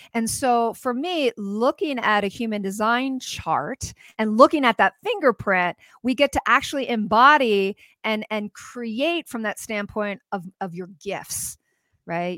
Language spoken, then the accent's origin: English; United States; as an American woman